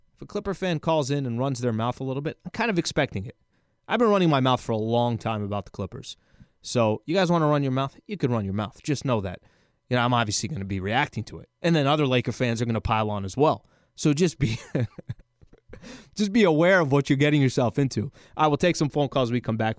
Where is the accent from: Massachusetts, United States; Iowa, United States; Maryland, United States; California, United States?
California, United States; San Diego; I'm born and raised in San Diego.